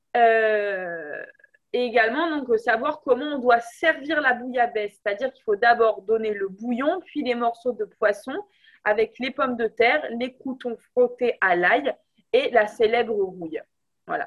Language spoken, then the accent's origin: French; France; on est des Français